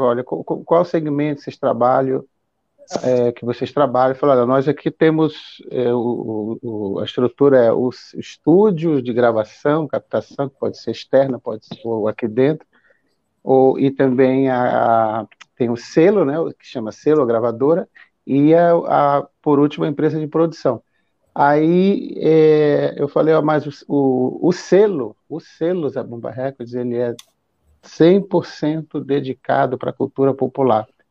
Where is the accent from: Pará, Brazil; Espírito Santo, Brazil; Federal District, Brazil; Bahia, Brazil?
Pará, Brazil; Belém; also born or lived in São Paulo; now in Maranhão, Brazil; Eu sou de Belém, e. Mas eu sou maranhense